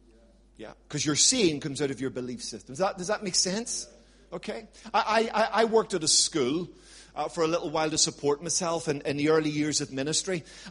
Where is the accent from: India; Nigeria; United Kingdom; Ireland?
Ireland; But I'm an Irishman, so I'm quite tenacious.